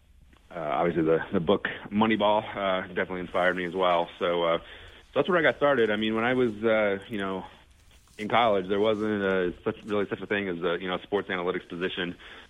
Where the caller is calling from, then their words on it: Salt Lake City, Utah, United States; I am calling from Salt Lake City.